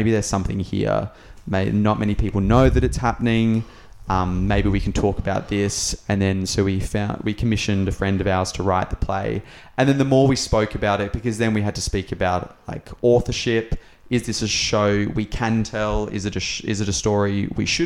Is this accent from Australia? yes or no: yes; Australia; we as Australian citizens